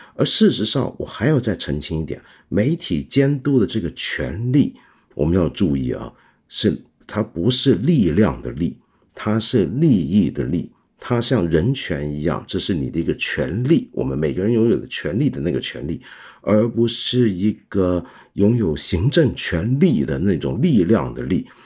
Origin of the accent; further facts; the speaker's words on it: China; 这是我们中国人，也许是，呃，传统农业社会当中很常见的一种姿态